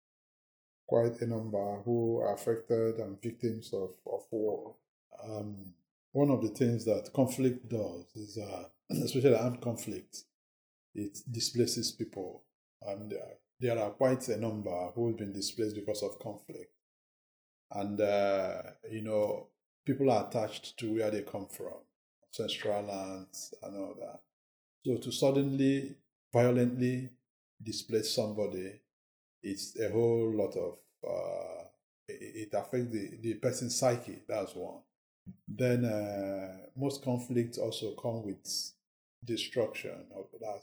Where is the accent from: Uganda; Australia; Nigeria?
Nigeria; moved away as an adult; now in London, United Kingdom; I'm from Nigeria